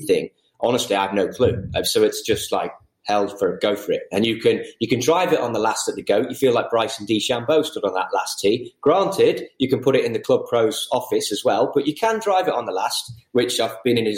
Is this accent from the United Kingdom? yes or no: yes; the Wirral, North West England, United Kingdom; moved away; I'm from the Wirral, so my stomping ground is Cheshire, Lancashire